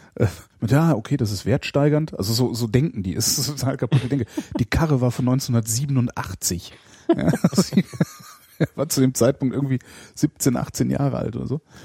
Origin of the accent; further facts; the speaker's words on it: Cologne, North Rhine-Westphalia, Germany; also ich bin halt Kölner